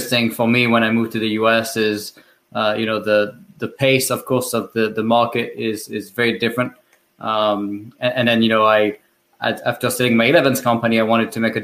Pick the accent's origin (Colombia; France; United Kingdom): France; accent: French; English is a second language; moved away as an adult; now in United States; with my French accent that I was not born in the US and I moved here 10 years ago